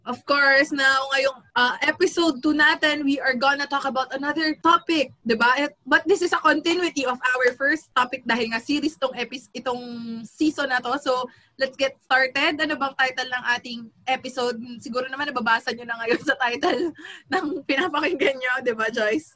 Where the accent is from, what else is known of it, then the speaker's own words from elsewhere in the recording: Quezon City, Metro Manila, Philippines; taga Quezon City ako